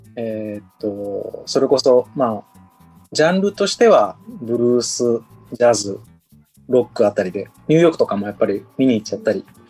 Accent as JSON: {"language": "Japanese", "town": "Hamamatsu", "region": "Shizuoka", "country": "Japan", "also_born_or_lived": "Kanto", "said": "20代は関東の方で仕事してました。30になってどうするか迷って、まあ、戻ってきました"}